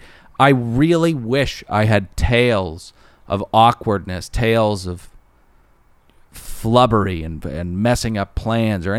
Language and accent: English; Los Angeles, California, United States; we're from Los Angeles